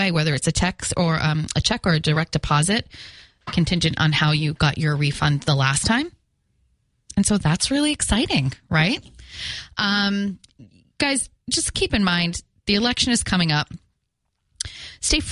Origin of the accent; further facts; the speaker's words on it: Fall River, Massachusetts, United States; accent: Fall River; my Fall River accent